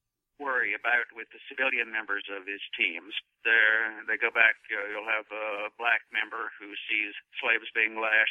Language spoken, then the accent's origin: English; Charlottesville, Virginia, United States; my hometown of Charlottesville, Virginia